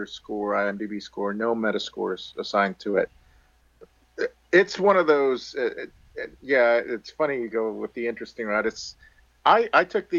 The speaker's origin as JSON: {"language": "English", "town": "Miami", "region": "Florida", "country": "United States", "tie": "born or raised there", "said": "I grew up in Miami"}